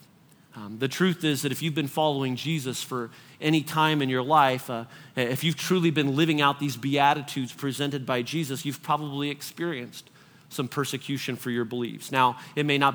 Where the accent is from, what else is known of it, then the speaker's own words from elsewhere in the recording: United States; American Christians